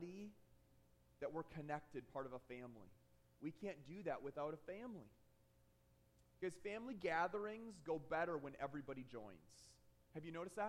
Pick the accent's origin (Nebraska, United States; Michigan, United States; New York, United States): Michigan, United States; I grew up in Michigan